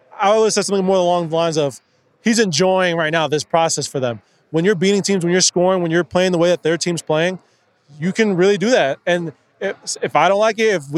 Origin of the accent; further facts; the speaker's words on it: Chicago, Illinois, United States; now in New York, United States; I'm from Chicago